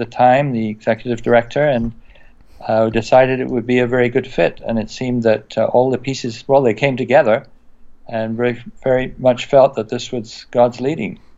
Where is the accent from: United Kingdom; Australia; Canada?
United Kingdom; England; moved away as an adult; also born or lived in France; I came from England. I grew up in England.